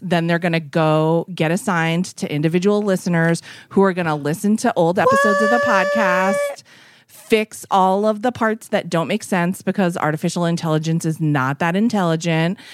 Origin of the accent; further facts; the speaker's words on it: Massachusetts, United States; I'm from Massachusetts